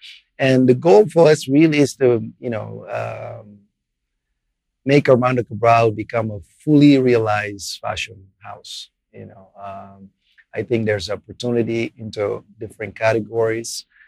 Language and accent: English; Portugal; English is a second language; moved away; I was an immigrant with, you know, I didn't speak English at the time either.